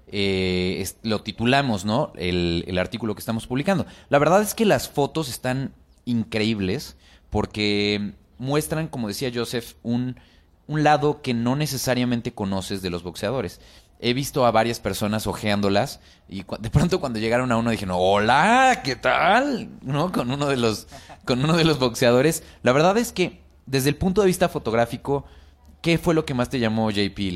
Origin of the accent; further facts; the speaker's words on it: Mexico City, Mexico; a pesar de que somos chilango.